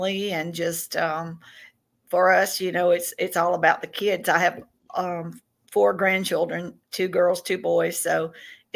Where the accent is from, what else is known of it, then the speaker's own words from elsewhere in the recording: Tennessee, United States; now in Mississippi, United States; I'm from the South, and I grew up in Tennessee. I live in Mississippi now